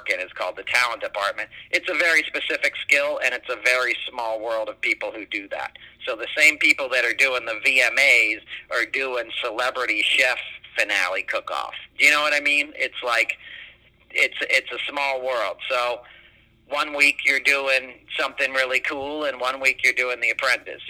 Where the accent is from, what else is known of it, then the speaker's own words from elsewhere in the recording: New York City, New York, United States; I grew up in New York City